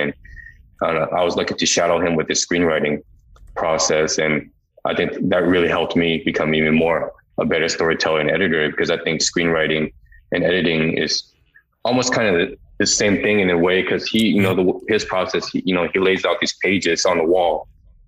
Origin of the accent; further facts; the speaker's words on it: Denver, Colorado, United States; I grew up in Denver, Colorado